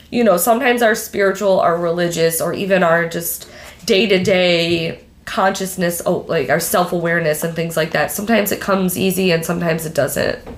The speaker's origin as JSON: {"language": "English", "region": "Michigan", "country": "United States", "said": "I'm from Michigan."}